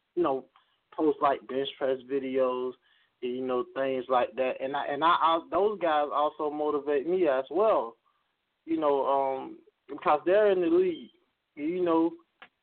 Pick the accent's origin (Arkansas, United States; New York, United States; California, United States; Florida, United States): Florida, United States; Pahokee; we come from Pahokee, Florida. It's a small town on the shores of Lake Okeechobee